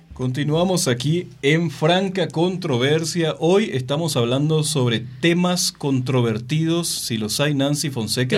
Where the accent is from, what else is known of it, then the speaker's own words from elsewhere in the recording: Mexico; en una sociedad como la mexicana